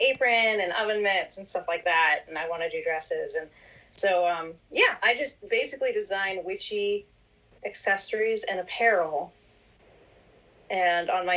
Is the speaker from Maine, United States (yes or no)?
yes; New Gloucester, Maine, United States; now in North Carolina, United States; So I grew up in New Gloucester, Maine. I'm a New Englander. Now I'm living down in North Carolina